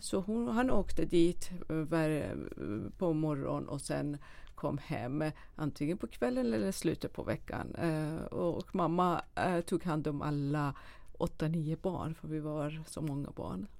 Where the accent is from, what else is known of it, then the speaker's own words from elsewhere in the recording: a small village outside Shiraz, Fars, Iran; moved away as an adult; also born or lived in Dubai; now in Sweden; jag föddes i en liten by utanför eh, storstaden Shiraz i Iran